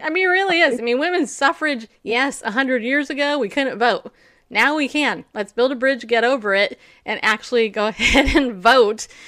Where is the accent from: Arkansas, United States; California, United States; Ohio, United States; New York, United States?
New York, United States; I was born in New York